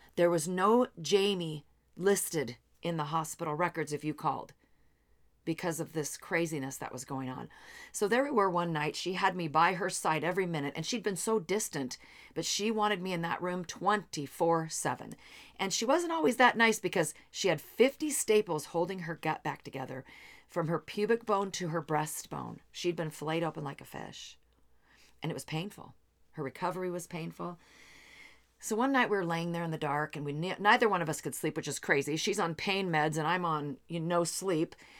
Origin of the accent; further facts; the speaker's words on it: Seattle, Washington, United States; also born or lived in Bellevue, Washington; I come from the Seattle area